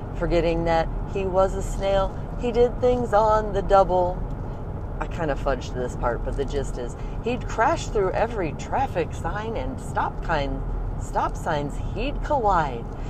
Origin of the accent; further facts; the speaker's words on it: St. Louis, Missouri, United States; also born or lived in Ohio; now in St. Louis, United States; back to St. Louis where I was raised